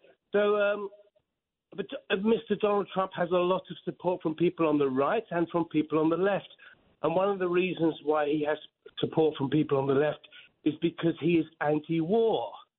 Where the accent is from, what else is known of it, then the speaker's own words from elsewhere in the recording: England, United Kingdom; now in Manhattan, United States; Originally, I'm from England.